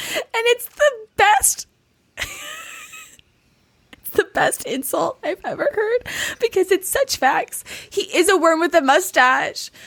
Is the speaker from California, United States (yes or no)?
yes; California, United States; we in California don't realize how lucky we are to have been, like, born and raised in California